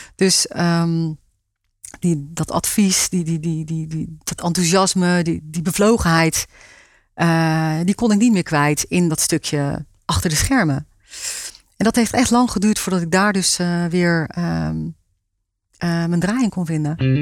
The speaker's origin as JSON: {"language": "Dutch", "town": "Rijpwetering", "region": "South Holland", "country": "Netherlands", "moved": "yes", "said": "Ik kom uit Rijpetering"}